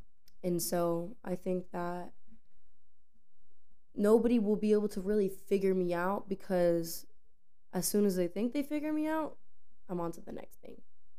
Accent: Pasco, Florida, United States; also born or lived in Tampa; I'm from Florida originally. I was born and raised in Tampa, but I moved. Okay, so I was born in Tampa, and then I was raised in Pasco, but I moved around my whole life.

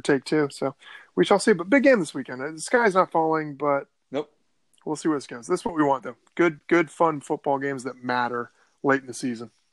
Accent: Northern Virginia, United States; growing up in Northern Virginia in the '80s.

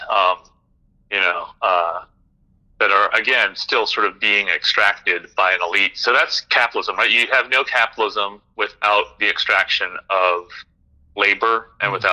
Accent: Indonesia; also born or lived in Philippines / Singapore; I grew up in Southeast Asia, Indonesia, the Philippines, Singapore, among other places.

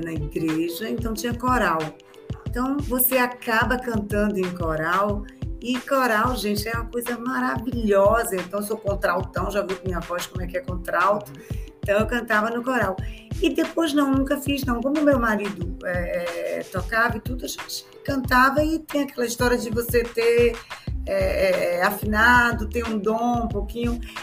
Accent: Bahia, Brazil; esse estado onde eu me criei e onde eu consegui tudo, ter meus filhos, minha vida, minha família, meus amigos.

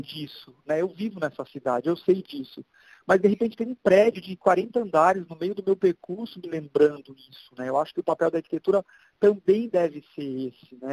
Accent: Brazil; Antes de ser brasileiro

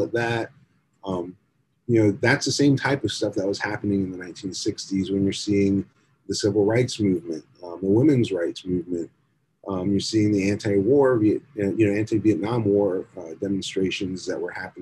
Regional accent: South Florida, United States; when we were growing up in South Florida

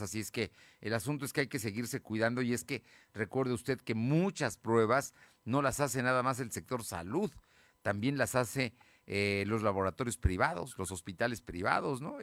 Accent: Puebla, Mexico; soy poblano, aquí he vivido siempre

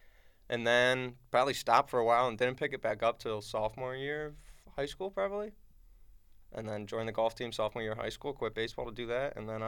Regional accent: Connecticut, United States; moved away as an adult; also born or lived in Pennsylvania; now in upstate New York, United States; So I lived growing up, I was in, Connecticut and then, moved from Connecticut and then we moved to Pennsylvania and then we moved from Pennsylvania back to the same town in Connecticut and then from Connecticut to upstate here.

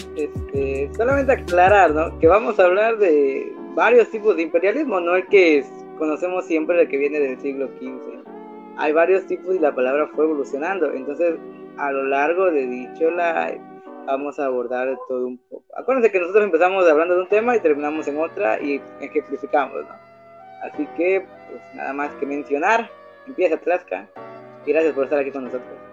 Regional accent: Veracruz, Mexico; soy originario de Veracruz.

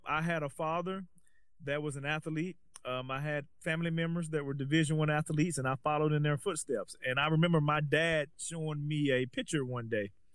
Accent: Alabama, United States; moved away as an adult; now in Los Angeles, United States; I'm from Alabama

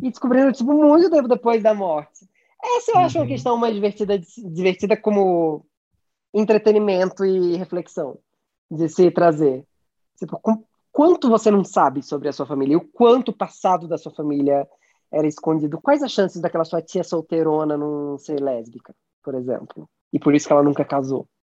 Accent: Pernambuco, Brazil; eu sou pernambucano

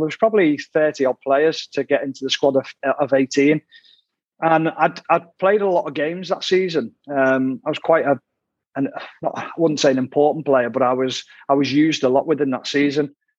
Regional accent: Ormskirk, North West England, United Kingdom; I'm from Ormskirk, which is actually Lancashire.

